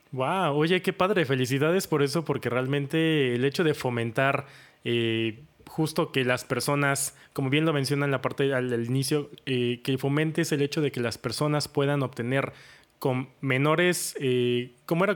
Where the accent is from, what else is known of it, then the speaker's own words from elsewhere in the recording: Orizaba, Veracruz, Mexico; Yo nací en Orizaba, que es otro pueblo mágico